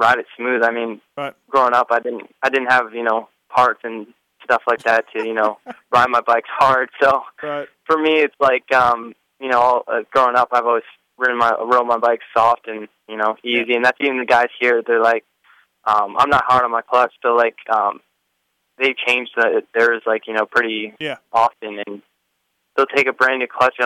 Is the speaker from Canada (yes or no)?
yes; Canada